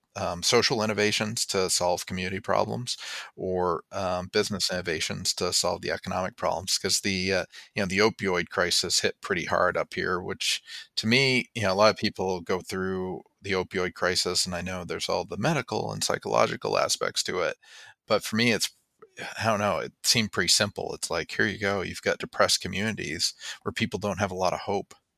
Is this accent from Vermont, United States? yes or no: yes; Springfield, Vermont, United States; also born or lived in Massachusetts (North Shore) / Colorado / New Hampshire; by birth from Massachusetts, but by upbringing from Vermont